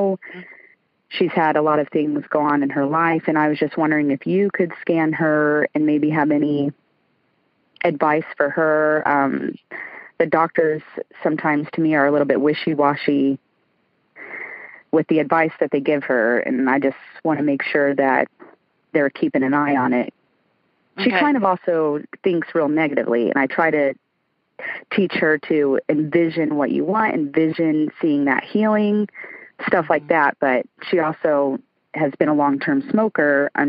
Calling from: Lakeland, Florida, United States; Lakeland, Florida.

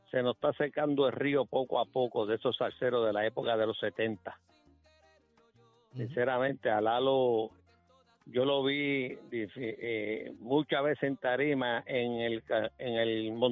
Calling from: Guaynabo, Puerto Rico; Eh, de Guainabo.

